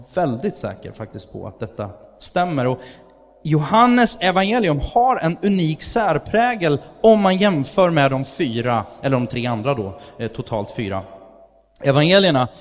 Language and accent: Swedish; Sweden; Jag är svensk